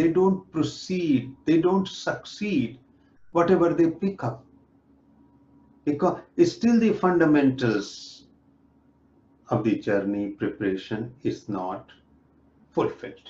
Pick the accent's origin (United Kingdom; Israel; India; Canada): India; now in North America; I'm from India, I'm living in North America